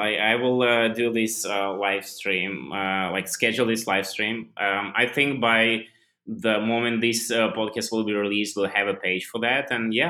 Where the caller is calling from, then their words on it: India; Right now I'm like completely on the other side, because like currently I'm recording this from India, so yeah.